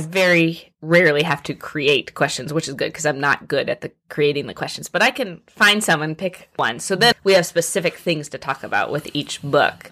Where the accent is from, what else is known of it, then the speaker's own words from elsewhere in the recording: Muncie, Indiana, United States; moved away as an adult; also born or lived in Tuscaloosa, Alabama; now in Louisville, United States; So I grew up in Indiana